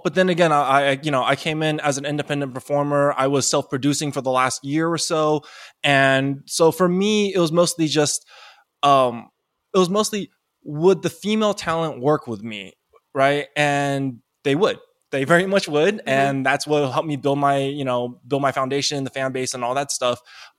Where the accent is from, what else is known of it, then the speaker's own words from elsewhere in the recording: Taiwan; I'm from Taiwan. So okay. I'm Chinese, you know, nationally from Taiwan.